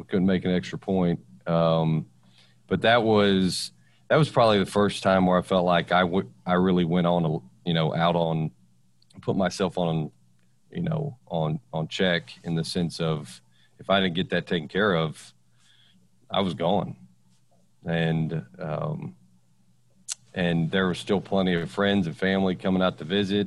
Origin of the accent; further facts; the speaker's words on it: Victoria, Texas, United States; I'm from Victoria